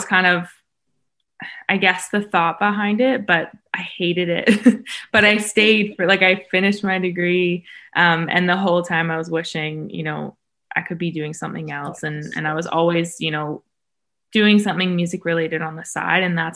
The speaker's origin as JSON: {"language": "English", "town": "Vancouver", "region": "British Columbia", "country": "Canada", "moved": "yes", "lives_now": "Los Angeles, United States", "said": "I'm an artist from Vancouver, Canada, but I'm located"}